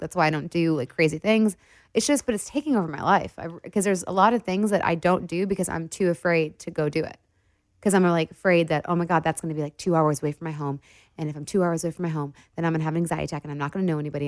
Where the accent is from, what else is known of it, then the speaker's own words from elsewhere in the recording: Detroit, Michigan, United States; we're both from Detroit